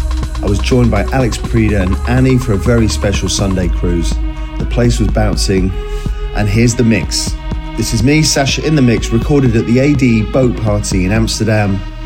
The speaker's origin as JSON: {"language": "English", "town": "Bangor", "region": "Wales", "country": "United Kingdom", "tie": "born or raised there", "moved": "yes", "said": "I was back in my hometown in Bangor."}